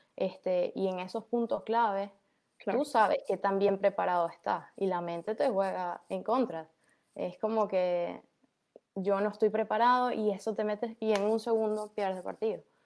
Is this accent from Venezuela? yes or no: yes; Caracas, Capital District, Venezuela; also born or lived in Maracaibo, Venezuela; now in United States; yo nací en Maracaibo, Ajá, pero eh, Después mi, mi familia se mudó a Caracas y yo prácticamente eh, crecí en Caracas